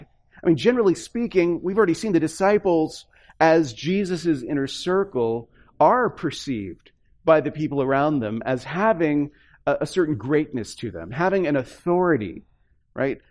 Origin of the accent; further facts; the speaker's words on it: the South, United States; moved away; also born or lived in upper Midwest; I come from the South